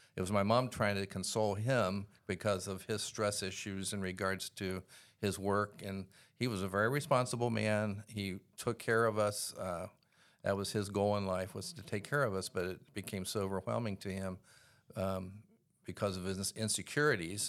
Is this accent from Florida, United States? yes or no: no; Columbus, Ohio, United States; I grew up in Columbus, Ohio in the 1950s